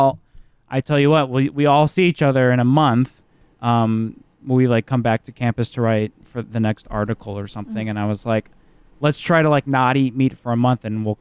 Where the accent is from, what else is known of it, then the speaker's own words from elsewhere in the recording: Midwest, United States; growing up in the Midwest